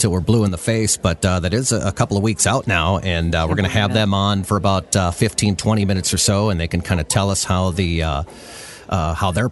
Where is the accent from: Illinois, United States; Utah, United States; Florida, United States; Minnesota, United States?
Minnesota, United States; I've been in Minnesota, you know, since I was 2 years old